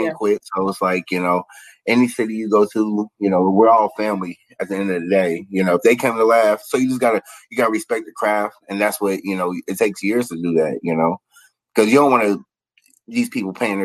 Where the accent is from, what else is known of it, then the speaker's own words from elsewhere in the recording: Ohio, United States; I'm from Ohio